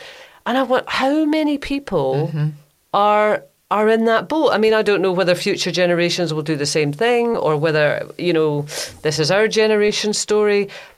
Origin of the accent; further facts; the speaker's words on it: Grangemouth, Scotland, United Kingdom; moved away; I had a really nice time in my hometown of Grangemouth.